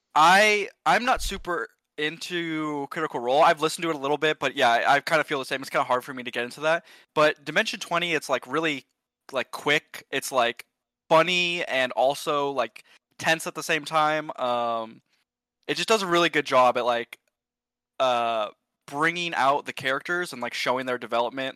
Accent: Sonoma, California, United States; moved away as an adult; also born or lived in Berkeley, California; now in Austin, United States; I was born in Sonoma, California, a very small, nice part of the world. Um, grew up there

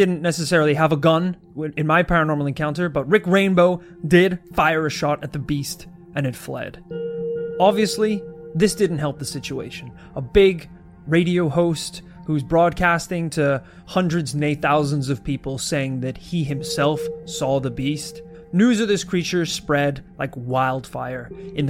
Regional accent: United States; I was born in America.

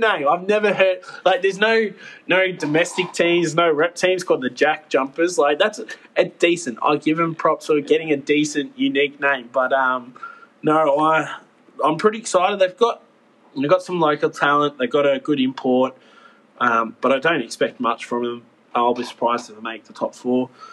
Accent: Australia; I'm Aussie

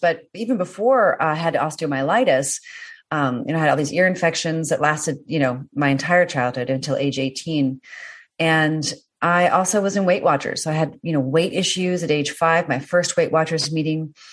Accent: Washington, District of Columbia, United States; moved away; coming from the East Coast, yeah. Washington D.C. also beautiful, but you know it, we had winter

